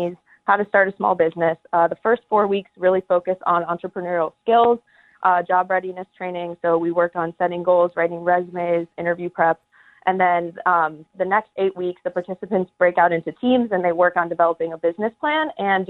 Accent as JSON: {"language": "English", "town": "Evanston", "region": "Illinois", "country": "United States", "tie": "born or raised there", "said": "So I am from Evanston, Illinois. I went to Evanston Township High School. So growing up in Evanston"}